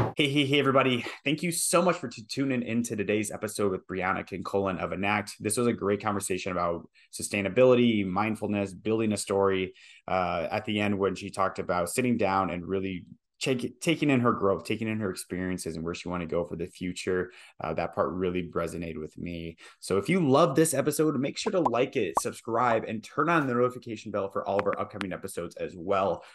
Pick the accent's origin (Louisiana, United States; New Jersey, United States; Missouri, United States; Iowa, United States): Iowa, United States; also born or lived in Boston; now in Austin, United States; I grew up in Iowa, moved to Boston, moved to Austin